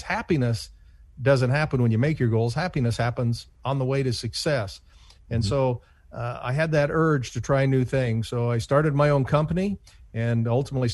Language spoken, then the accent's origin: English; Cooper, Iowa, United States; moved away; my hometown of 50 people, Cooper, Iowa